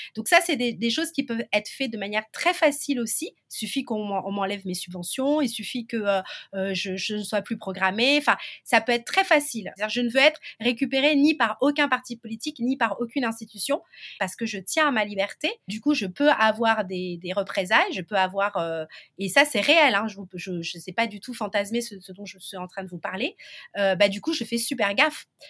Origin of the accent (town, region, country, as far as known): Martinique